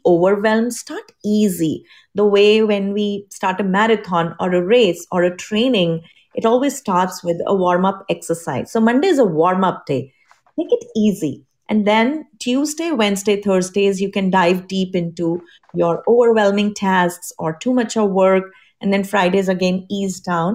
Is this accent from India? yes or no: yes; India; now in United States; I'm from India. That's my home country